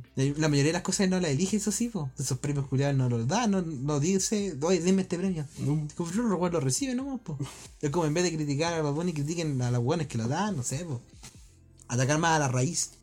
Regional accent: Rancagua, O'Higgins, Chile; somos de Rancagua

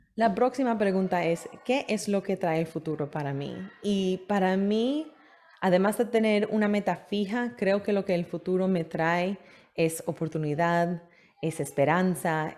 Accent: New York City, New York, United States; moved away as an adult; also born or lived in Manhattan / Queens / Brooklyn; now in Florida, United States; sí pasé mi vida entera en Nueva York. Eh, nací en Manhattan, viví un poco en Queens, después en Brooklyn, después regresé a Queens

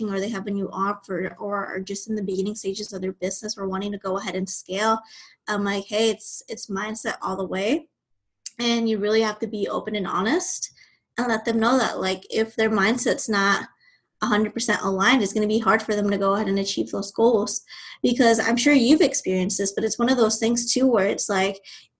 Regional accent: Nebraska, United States; moved away as an adult; now in Texas, United States; originally I'm from Nebraska. I was raised there and I made a move to Texas in 2018.

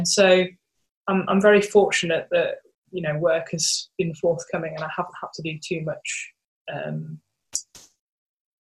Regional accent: Birmingham, West Midlands, United Kingdom; in Birmingham, my hometown.

